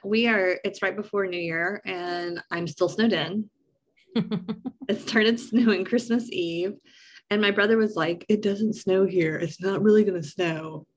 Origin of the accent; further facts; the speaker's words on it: East Tennessee, United States; we're from East Tennessee